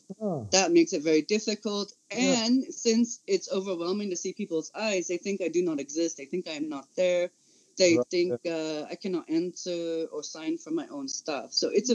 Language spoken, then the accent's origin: English; California, United States; This California is red state. This is Trumplandia. I come from the Central Valley. This is nothing like San Francisco. And this is nothing like LA.